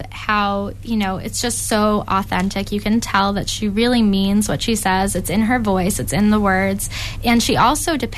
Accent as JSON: {"language": "English", "town": "Canton", "region": "Massachusetts", "country": "United States", "tie": "born or raised there", "said": "where I grew up in Canton"}